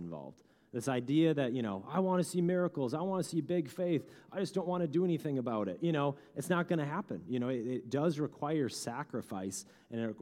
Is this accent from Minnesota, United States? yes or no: yes; Bemidji, Minnesota, United States; I grew up in Bemidji